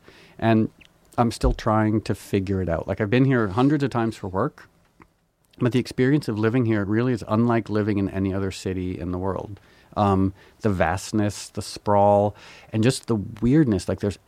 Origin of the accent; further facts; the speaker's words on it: New York, United States; born there; I was born in New York.